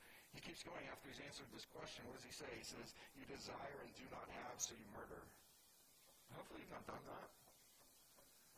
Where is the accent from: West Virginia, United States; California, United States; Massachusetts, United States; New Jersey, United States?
California, United States; Southern; I'm from Southern California